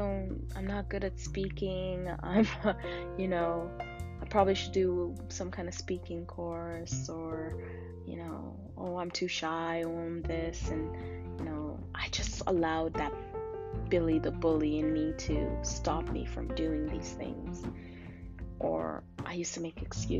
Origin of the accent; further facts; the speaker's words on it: Canada; I was from Canada